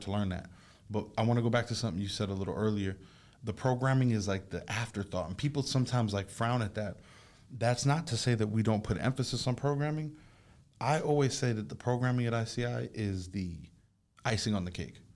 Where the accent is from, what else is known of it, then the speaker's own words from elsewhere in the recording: Jamaica; now in United States; I'm Jamaican, being from somewhere else